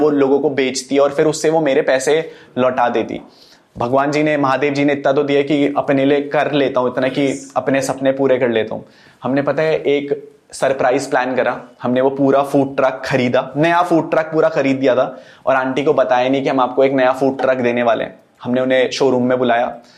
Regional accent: Uttarakhand, India; उत्तराखंड के लोग ना बहुत ज्यादा सिंपल होते हैं हम लोगों ने हम पहाड़ी लोग हैं

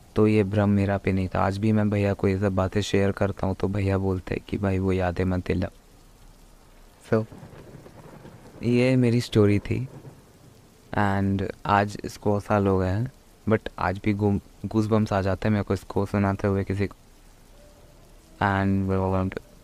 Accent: Deoghar, Jharkhand, India; मैं झारखंड देवगढ़ से हूँ

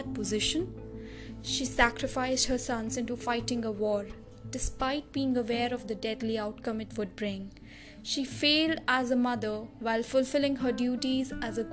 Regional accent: New Delhi, Delhi, India; I hail from New Delhi

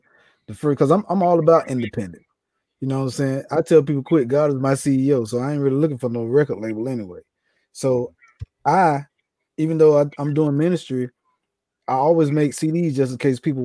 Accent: the South, United States; I'm from the South

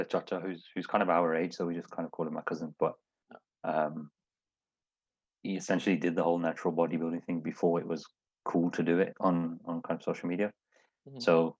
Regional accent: Smethwick, West Midlands, United Kingdom; Like I said, it's a multicultural city. Everyone's all good. I'm from Smedic.

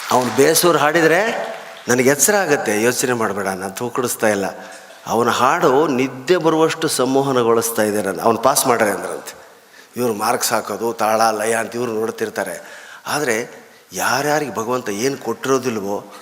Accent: North Karnataka, India; now in Bangalore, India; ಬೆಂಗಳೂರು ಅರ್ಧ ನಮ್ಮ ಉತ್ತರ ಕರ್ನಾಟಕನೇ ನಾವಿರೋ ಏರಿಯಾ ಅಂತೂ ಬರೀ ಉತ್ತರ ಕರ್ನಾಟಕದವರೇ

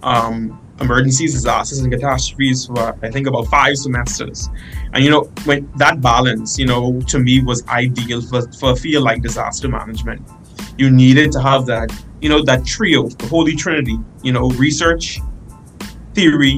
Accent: Bahamas; moved away as an adult; now in North Dakota, United States; I'm from the Caribbean, hot climate

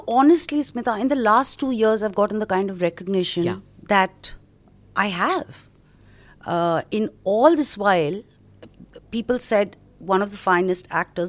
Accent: Mumbai, Maharashtra, India; Born and brought up in Bombay.

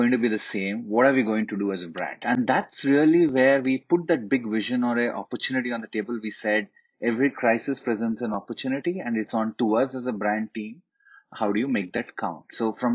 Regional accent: Hyderabad, Telangana, India; also born or lived in Lucknow; I come from Hyderabad, and all Hyderabadi boys

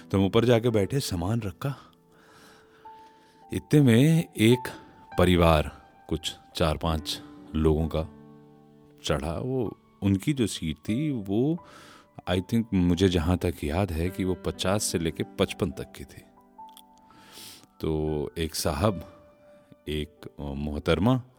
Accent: Dildarnagar, Uttar Pradesh, India; हमारे गांव या हमारे जंक्शन दिलदार नगर से दिल्ली के जो सफ़र है

